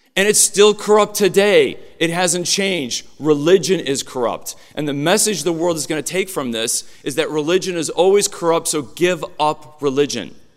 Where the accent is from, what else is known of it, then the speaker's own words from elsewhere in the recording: Illinois, United States; I grew up in Illinois